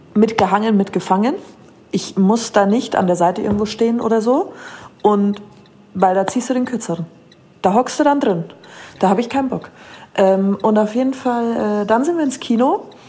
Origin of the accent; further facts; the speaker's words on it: Munich, Bavaria, Germany; als Münchner